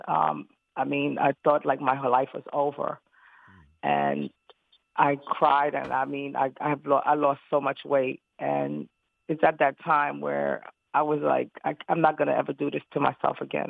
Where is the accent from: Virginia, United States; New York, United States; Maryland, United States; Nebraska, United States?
New York, United States; New York City; I'm originally from Brooklyn, New York